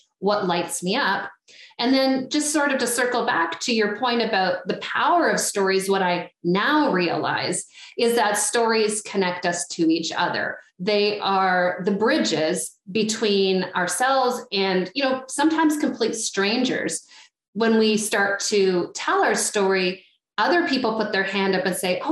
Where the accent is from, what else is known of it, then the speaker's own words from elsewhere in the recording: Ottawa, Ontario, Canada; I am from Ottawa originally